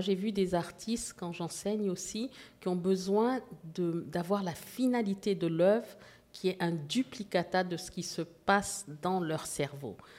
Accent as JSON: {"language": "French", "town": "Casablanca", "region": "Casablanca-Settat", "country": "Morocco", "tie": "born or raised there", "also_born_or_lived": "Port-au-Prince, Haiti", "moved": "yes", "lives_now": "Canada", "said": "je, suis née à Port-au-Prince, comme vous l'avez dit, mais j'ai grandi en Afrique du Nord et euh, à Casablanca, au Maroc"}